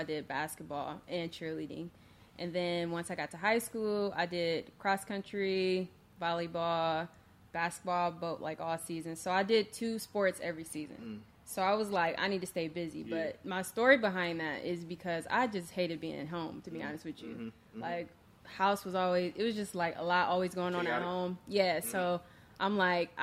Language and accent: English; Akron, Ohio, United States; I grew up in Akron, Ohio